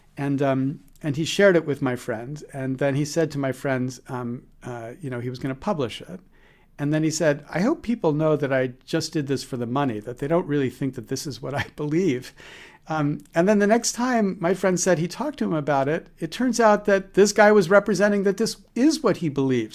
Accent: United States; I'm as good as an American can be

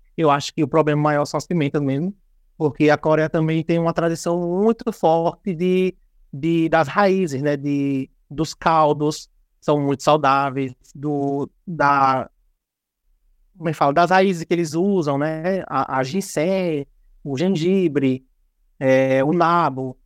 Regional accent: Brazil; a gente é brasileiro

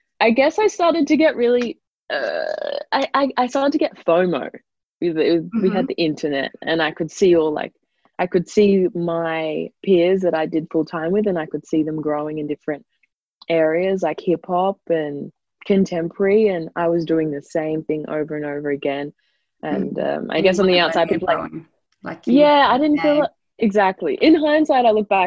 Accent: Noosa, Queensland, Australia; I grew up in Noosa.

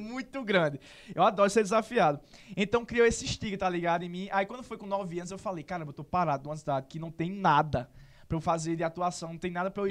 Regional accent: Serra Branca, Paraíba, Brazil; also born or lived in Sumé; Eu nasci em Sumé, eu só nasci aqui porque o Hospital Serra Branca estava em reforma. Mas, assim, só fiz nascer e sou de lá

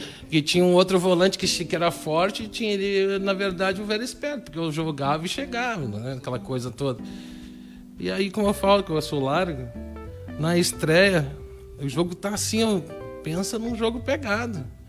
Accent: Canoas, Rio Grande do Sul, Brazil; quando eu saí daqui, quando eu saí de Canoas

